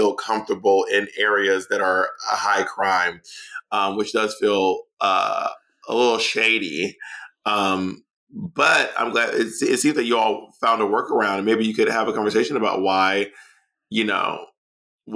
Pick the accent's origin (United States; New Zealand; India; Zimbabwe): United States; Atlanta, Georgia; also born or lived in New York City; now in Los Angeles, United States; I'm from Atlanta. I lived in New York City for 12 years. I live in Los Angeles.